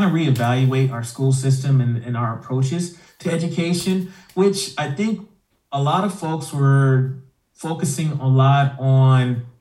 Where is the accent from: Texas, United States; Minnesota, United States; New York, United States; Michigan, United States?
Texas, United States; Houston; first language English; moved away as an adult; now in Idaho, United States; I am originally from Houston, Texas, and I don't know, somehow I ended up in Idaho.